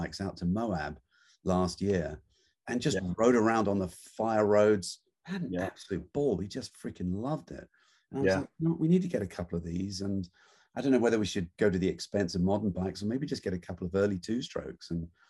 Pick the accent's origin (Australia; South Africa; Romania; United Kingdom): United Kingdom; England; moved away; growing up in England, we really didn't grow up with dirt bikes. You know, my wife haven't ridden them at all. So it's something we've only discovered recently. We're in our 60s